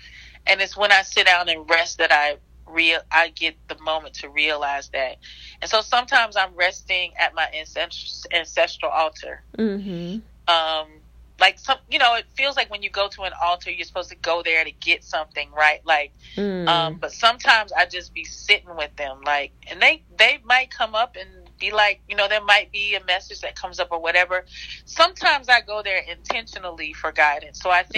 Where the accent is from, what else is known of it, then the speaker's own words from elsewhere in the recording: the South, United States; I grew up in the South, and, like, when somebody says hello to you and you don't stay and you don't finish that, you know, how all y'all doing, how you doing